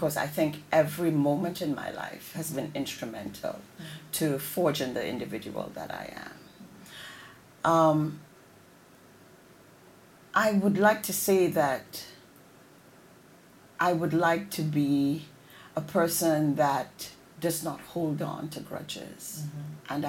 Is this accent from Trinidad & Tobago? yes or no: yes; Trinidad & Tobago; moved away; also born or lived in Connecticut; as a Trinidadian